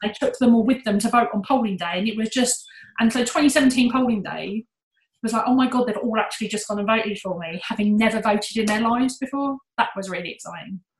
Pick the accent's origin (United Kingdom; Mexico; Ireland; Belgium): United Kingdom; we're British